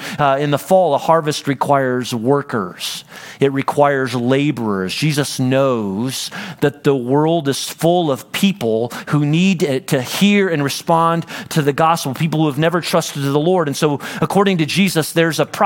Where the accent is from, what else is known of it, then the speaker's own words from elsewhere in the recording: Central Illinois, United States; moved away; I grew up in Central Illinois